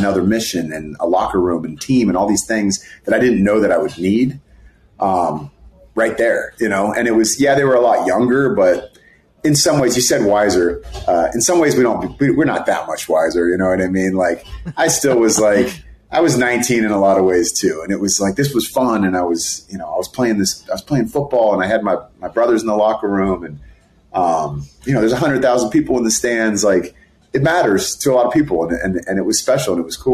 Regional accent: Bay Area, California, United States; I grew up in the Bay Area

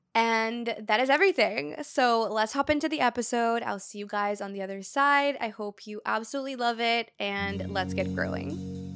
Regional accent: Brazil; born or raised there; moved away

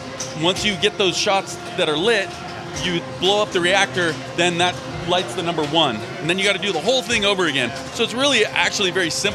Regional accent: Southern California, United States; moved away; also born or lived in Oregon; I grew up in Southern California, moved to Oregon for about 15 years

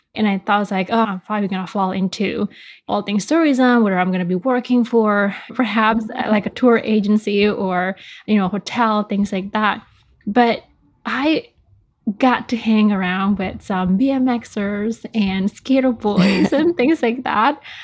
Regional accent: Bali, Indonesia; me growing up in Bali, Indonesia, surrounded by all things tourism

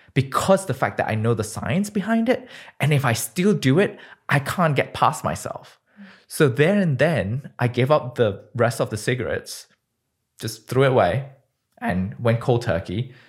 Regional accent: Malaysia; moved away as an adult; also born or lived in United Kingdom; now in San Francisco, United States; born and bred in Malaysia, Um, I didn't leave my country until I was twenty

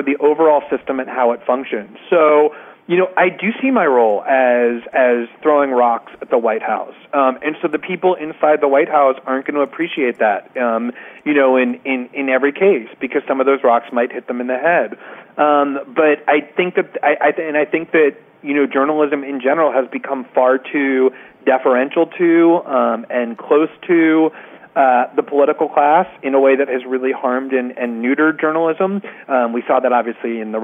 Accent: United States; now in Brazil; I'm an American

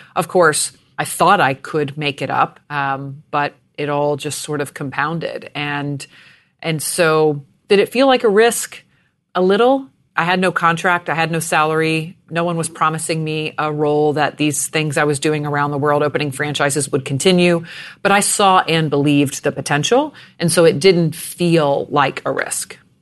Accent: Jacksonville, Florida, United States; I was born in Jacksonville, Florida

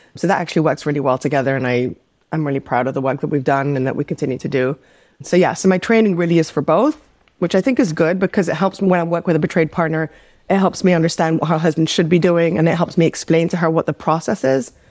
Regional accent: Amsterdam, North Holland, Netherlands; also born or lived in New York; now in Los Angeles, United States; We grew up in the Netherlands, in Amsterdam

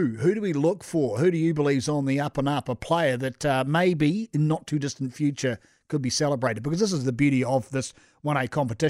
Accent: Canterbury, New Zealand; I'm from Canterbury. I've not got nothing to do with Mount Albert.

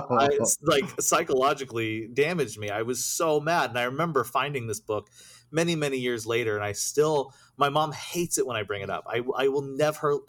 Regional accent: Cissna Park, Illinois, United States; I grew up in central Illinois. So I'm it was a small, really, really small town called Cisna Park

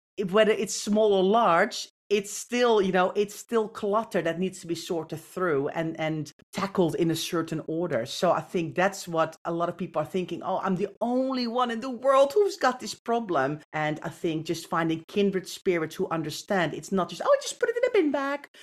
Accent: Netherlands; moved away; I grew up in the Netherlands.

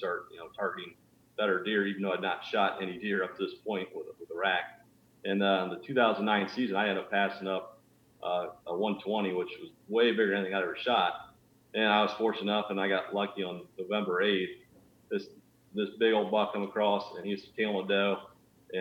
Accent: Northwest Ohio, United States; I'm from Northwest Ohio. I was always an outdoors kid. Growing up, my family didn't really deer hunt at all

